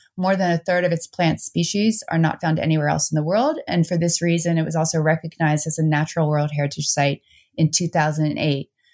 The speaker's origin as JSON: {"language": "English", "region": "New Jersey", "country": "United States", "tie": "born or raised there", "also_born_or_lived": "Netherlands", "moved": "yes", "lives_now": "Vermont, United States", "said": "I grew up both in the Netherlands, uh, for a couple years, and then I moved to New Jersey"}